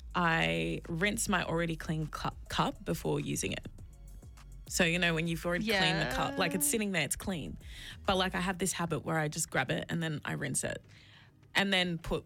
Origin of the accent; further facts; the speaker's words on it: Australia; how come I'm not allowed to just be Australian?